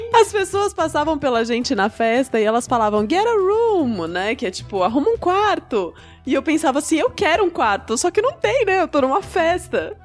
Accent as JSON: {"language": "Portuguese", "country": "Brazil", "said": "como boas brasileiras que somos"}